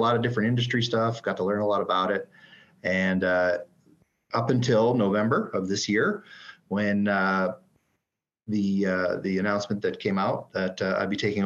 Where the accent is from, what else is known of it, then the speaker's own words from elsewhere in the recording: Canada; moved away as an adult; also born or lived in Calgary, Alberta / Edmonton, Alberta / Dayton, Ohio; I'm French Canadian